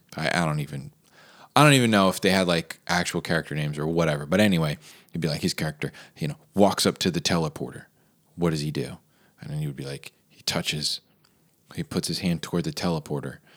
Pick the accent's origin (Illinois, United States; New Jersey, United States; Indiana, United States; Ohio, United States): New Jersey, United States; a lot of the houses growing up in New Jersey were bilevels